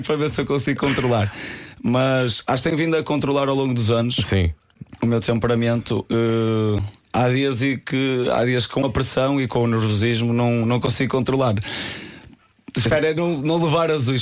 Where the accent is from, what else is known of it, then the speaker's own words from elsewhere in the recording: Porto, Norte, Portugal; eu sou do Porto